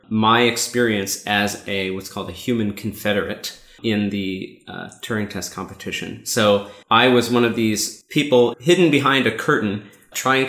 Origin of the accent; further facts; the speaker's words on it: Seattle, Washington, United States; I'm from Seattle